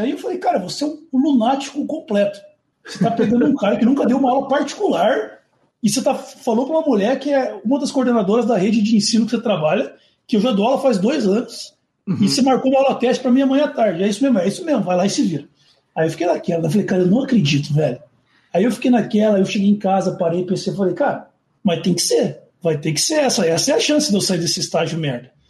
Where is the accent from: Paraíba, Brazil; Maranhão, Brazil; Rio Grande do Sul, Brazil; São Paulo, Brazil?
São Paulo, Brazil; Eu sou de São Paulo